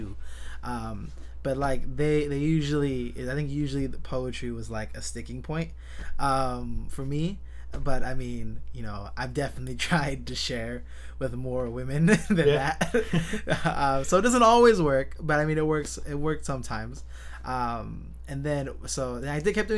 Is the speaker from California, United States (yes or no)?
yes; San Jose, California, United States; I was born and raised in San Jose, California